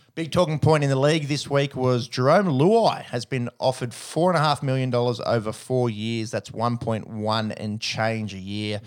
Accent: Australia; as an Australian

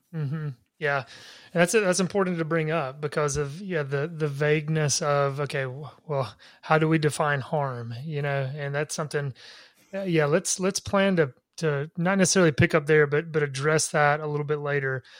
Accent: Laurel, Mississippi, United States; my hometown of Laurel, Mississippi

